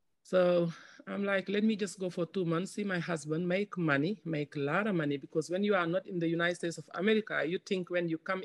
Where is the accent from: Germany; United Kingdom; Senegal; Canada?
Senegal; I'm from West Africa, Senegal, and I lost my dad when I was 4 years old, and I live with my mom and my five siblings